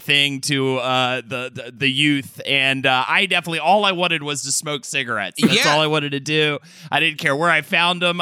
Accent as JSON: {"language": "English", "town": "Charlotte", "region": "North Carolina", "country": "United States", "tie": "born or raised there", "said": "I grew up in Charlotte, North Carolina"}